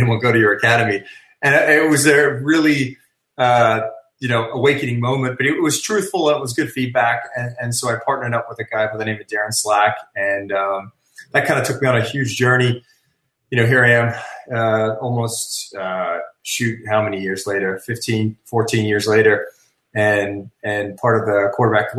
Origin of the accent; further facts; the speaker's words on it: Sydney, New South Wales, Australia; moved away; I actually was born and raised in Australia